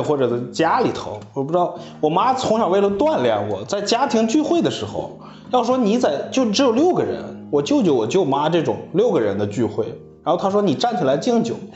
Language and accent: Chinese; Hohhot, Inner Mongolia, China; accent: Northeastern (Dongbei); moved away as an adult; also born or lived in Changchun; 我是内蒙呼号特的